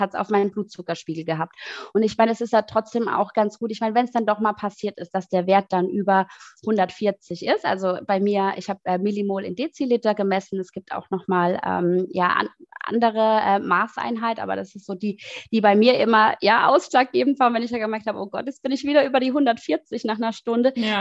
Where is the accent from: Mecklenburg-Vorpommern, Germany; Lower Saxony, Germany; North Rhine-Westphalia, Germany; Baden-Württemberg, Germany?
Baden-Württemberg, Germany; Mannheim; moved away as an adult; now in Berlin, Germany; ich komme ursprünglich aus Mannheim, ähm, lebe aber seit sechs Jahren in Berlin